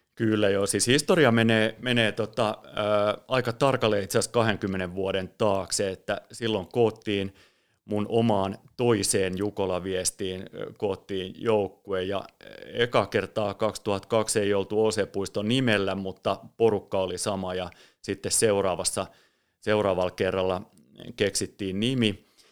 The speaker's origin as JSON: {"language": "Finnish", "town": "Espoo", "region": "Uusimaa", "country": "Finland", "tie": "born or raised there", "said": "mä oon Espoosta kotosin ja, ja lapsuudessa, nuoruudessa"}